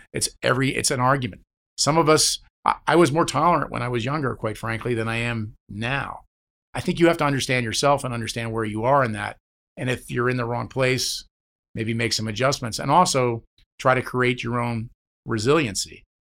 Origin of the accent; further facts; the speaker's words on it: New Jersey, United States; I'm a guy from New Jersey